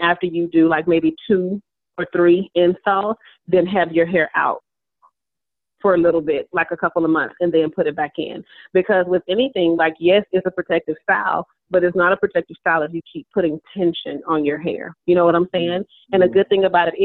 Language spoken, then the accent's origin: English; Dallas, Texas, United States; moved away as an adult; also born or lived in Birmingham; now in Louisville, United States; We pretty much grew up in Dallas, went to school in Dallas, but I graduated from, Cedar Hill High School